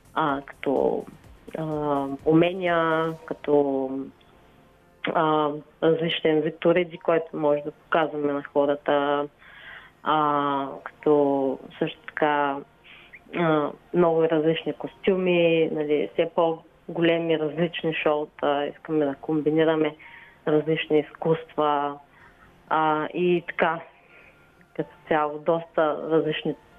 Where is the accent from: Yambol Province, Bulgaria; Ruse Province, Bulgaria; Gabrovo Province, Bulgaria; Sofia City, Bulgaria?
Gabrovo Province, Bulgaria; аз съм си от Габрово родом